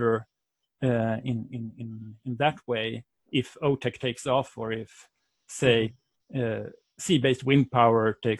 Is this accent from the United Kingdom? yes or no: no; Sweden; English is a second language; I come from Sweden, as you might hear in my voice.